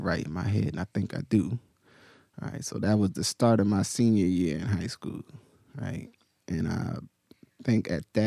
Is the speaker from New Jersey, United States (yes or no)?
yes; Willingboro, New Jersey, United States; where I grew up, primarily in Willowboro